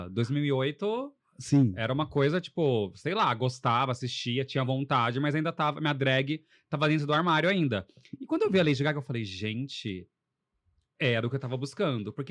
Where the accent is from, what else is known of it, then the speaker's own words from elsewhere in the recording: Poços de Caldas, Minas Gerais, Brazil; moved away as an adult; eu sou de Poços de Caldas, já moro, moro aqui desde 2007, vim para cá fazer faculdade, só que eu vou, ia sempre para Poços, praticamente todo fim de semana.